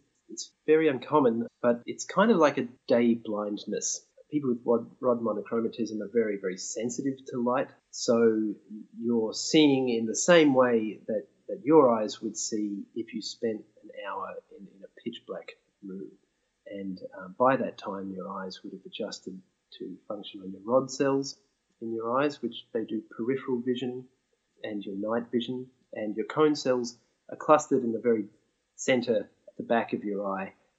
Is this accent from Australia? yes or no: yes; Brisbane, Queensland, Australia; from Brisbane in Queensland, Australia, and I grew up there